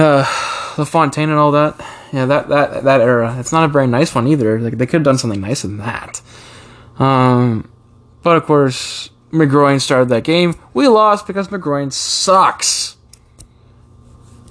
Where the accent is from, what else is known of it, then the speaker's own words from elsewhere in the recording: Canada; You're my home country. Always will be, but my background is England